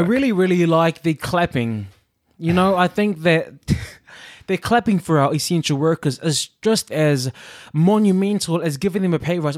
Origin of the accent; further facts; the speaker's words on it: New Zealand; now in United Kingdom; I'm a Kiwi in, um, the U K